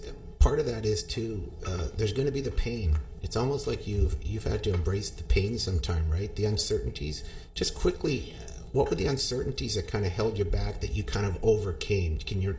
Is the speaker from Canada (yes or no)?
yes; Canada; And as Canadian, I'm always because you're one of my students as well.